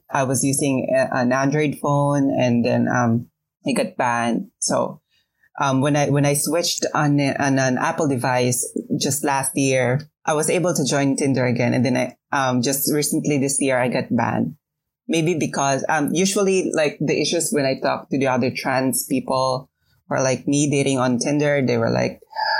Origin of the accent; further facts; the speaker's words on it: Quezon City, Metro Manila, Philippines; I was born and raised in Quezon City